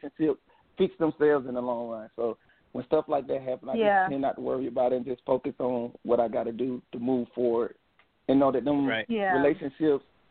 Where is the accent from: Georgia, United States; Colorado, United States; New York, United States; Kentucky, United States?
Georgia, United States; moved away as an adult; also born or lived in Central Texas; now in Texas, United States; Right now I'm in Texas. I'm in Central Texas. I'm originally from Georgia. I did time in the service. And once I got out of the Army, I came out here to Texas.